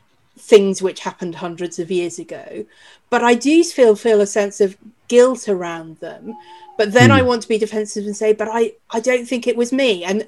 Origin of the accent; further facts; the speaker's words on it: United Kingdom; as white British people, clearly there is a lot in our history to look back on and feel ashamed of.